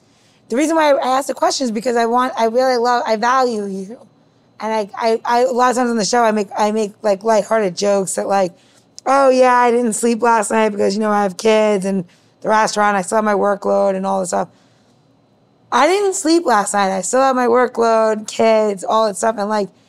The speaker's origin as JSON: {"language": "English", "region": "New York", "country": "United States", "tie": "born or raised there", "said": "my father was a chef. I grew up in New York."}